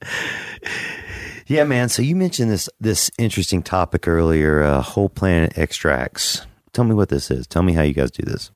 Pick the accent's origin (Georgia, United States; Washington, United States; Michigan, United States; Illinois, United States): Georgia, United States; Macon; I'm from Macon, Georgia, Mac Town.